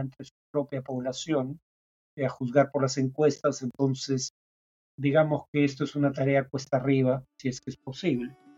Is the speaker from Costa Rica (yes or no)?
no; Peru